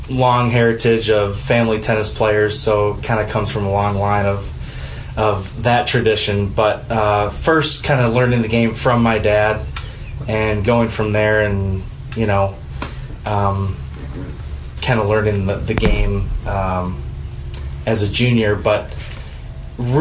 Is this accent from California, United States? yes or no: no; Naperville, Illinois, United States; growing up in Naperville, which my folks still live there